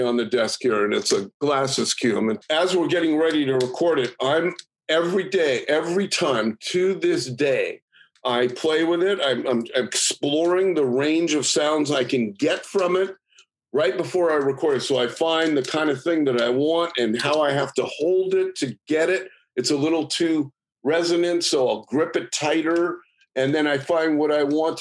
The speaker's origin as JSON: {"language": "English", "town": "San Francisco", "region": "California", "country": "United States", "tie": "born or raised there", "said": "I was in high school and I grew up in San Francisco"}